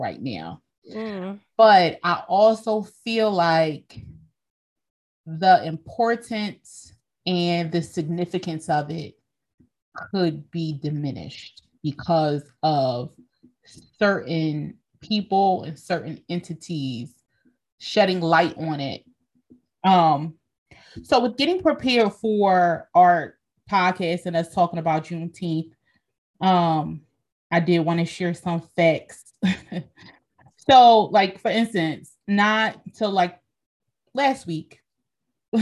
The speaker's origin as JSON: {"language": "English", "region": "Pennsylvania", "country": "United States", "tie": "born or raised there", "said": "we were born and raised in Pennsylvania"}